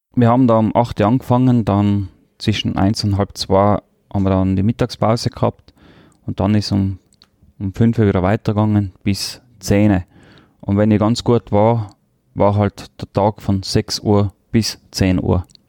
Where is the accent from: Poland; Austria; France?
Austria; Tyrol; accent: Tyrolean; first language Tyrolean German and Croatian; now in Vienna, Austria; Der Tiroler Dialekt hat einen sehr hohen Stellenwert bei mir. Das ist meine Heimat, da bin ich aufgewachsen das ist die erste Sprache mit Kroatisch, was ich gelernt habe.